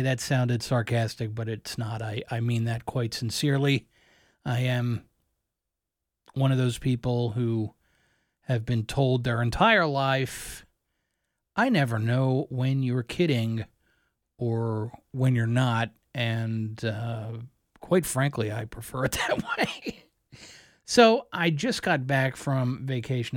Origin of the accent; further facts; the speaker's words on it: Columbia, Maryland, United States; moved away; also born or lived in Philadelphia, Pennsylvania; Family moved to Columbia, Maryland, just outside of Baltimore. I lived there until I was in my early twenties